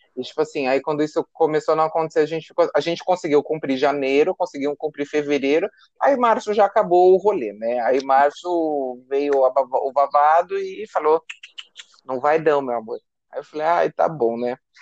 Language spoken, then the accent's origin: Portuguese; Brazil